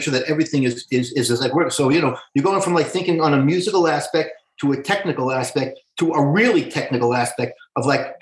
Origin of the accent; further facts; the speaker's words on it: New York City, New York, United States; I'm a Brooklyn boy, man. I'm like a Brooklyn Jew from the 50s and 60s